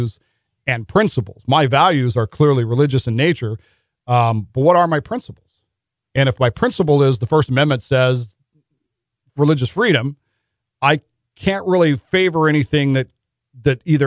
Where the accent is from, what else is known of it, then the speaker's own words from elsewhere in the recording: Utah, United States; moved away; growing up in Utah as not a member of the locally dominant faith